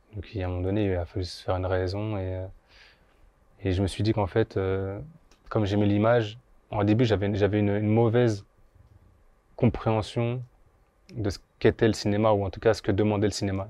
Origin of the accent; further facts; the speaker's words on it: Bondy, Île-de-France, France; also born or lived in Guadeloupe; moi j'ai grandi à Bondy principalement. J'habitais aussi en Guadeloupe un peu, mais j'ai principalement grandi à Bondy